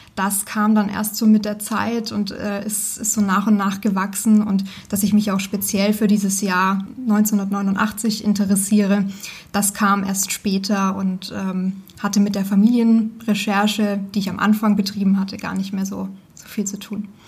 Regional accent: Nuremberg, Bavaria, Germany; ich bin in einem Vorort von Nürnberg tatsächlich aufgewachsen

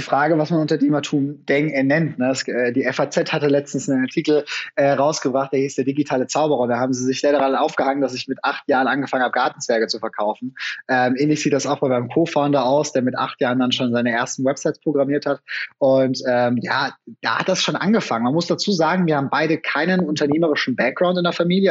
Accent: Franconia, Bavaria, Germany; ich komme selber aus Franken

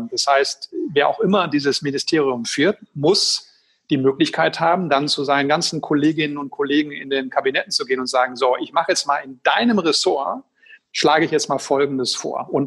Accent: Schwerte, North Rhine-Westphalia, Germany; in Essen und in Schwerte, meine Heimatstadt

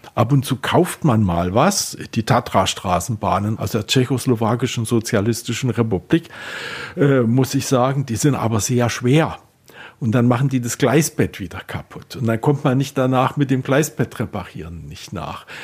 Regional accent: Klingenthal, Saxony, Germany; now in Berlin, Germany; in meiner Heimatstadt Klingenthal

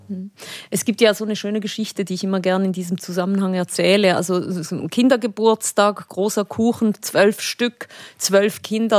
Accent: Switzerland; ich bin Spanierin, aber ich lebe eigentlich in der Schweiz und bin dort aufgewachsen

